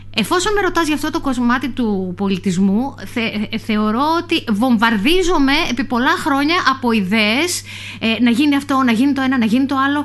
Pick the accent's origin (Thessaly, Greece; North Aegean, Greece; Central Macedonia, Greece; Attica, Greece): North Aegean, Greece; Myrina; είμαι κομμάτι της Μύρινας, επειδή είμαι στο ψηφοδέλτιο που αφορά την, ε, την πόλη μου